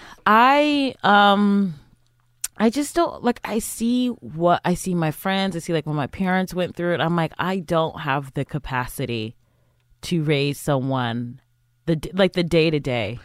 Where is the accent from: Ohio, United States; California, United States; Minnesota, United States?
Ohio, United States; Cleveland; I'm from, I'm from Cleveland, Ohio